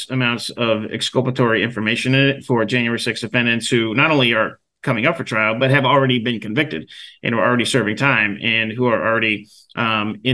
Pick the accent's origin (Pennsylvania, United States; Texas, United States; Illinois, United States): Pennsylvania, United States; Western; moved away; I'm from the Rust Belt. I'm from Western Pennsylvania, and I spent some time back there over Thanksgiving